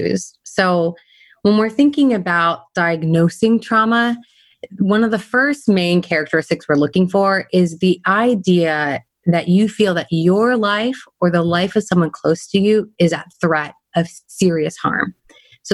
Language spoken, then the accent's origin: English; California, United States; I'm a Californian. I grew up in California